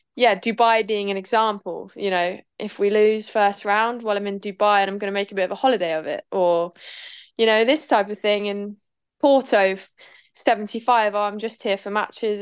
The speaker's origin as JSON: {"language": "English", "town": "Norwich", "region": "East of England", "country": "United Kingdom", "said": "We're both from Norwich"}